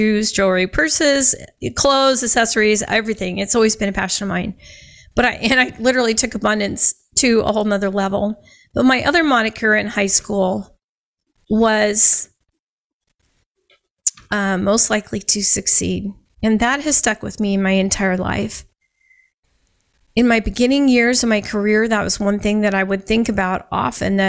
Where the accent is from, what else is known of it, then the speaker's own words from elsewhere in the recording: Scottsbluff, Nebraska, United States; I grew up in Scottsbluff, Nebraska